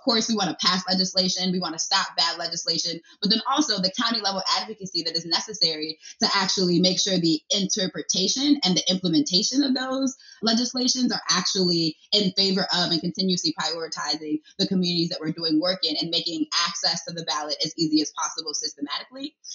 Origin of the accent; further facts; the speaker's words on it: Nigeria; now in Pennsylvania, United States; I'm from Nigeria